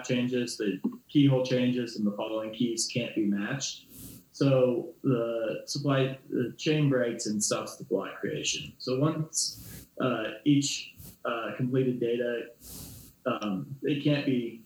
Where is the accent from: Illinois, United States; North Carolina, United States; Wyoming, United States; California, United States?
Wyoming, United States; Goshen County; I'm a Wyoming kid myself. I grew up in Goshen County